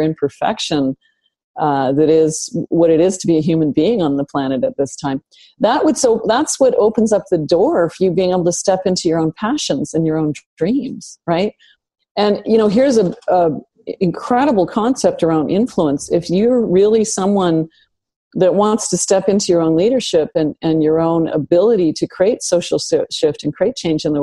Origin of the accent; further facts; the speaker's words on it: Northern Canada, Canada; I grew up in Northern Canada